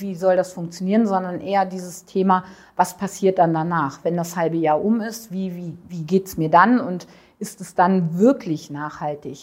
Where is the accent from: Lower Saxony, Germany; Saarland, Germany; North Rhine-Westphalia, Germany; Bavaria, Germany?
North Rhine-Westphalia, Germany; Düsseldorf; komme aus äh, Düsseldorf und mhm. bin 48 Jahre alt